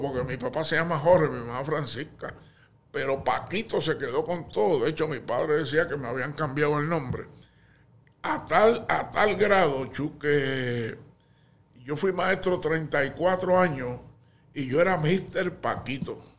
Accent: Canóvanas, Puerto Rico; also born or lived in Santurce; Yo soy de Canóvara

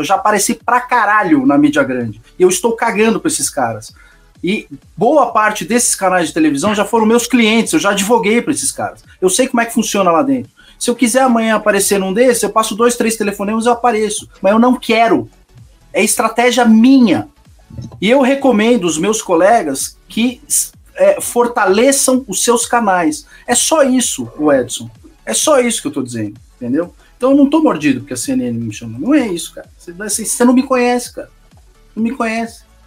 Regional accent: São Paulo, Brazil; eu sou de São Paulo

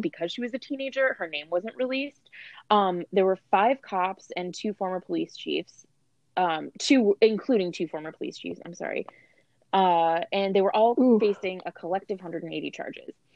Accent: United States; we're from America

